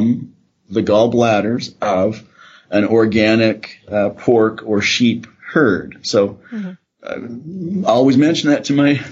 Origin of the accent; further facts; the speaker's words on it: Canada; now in Calgary, Canada; I'm a Canadian. My family are grain farmers in Saskatchewan.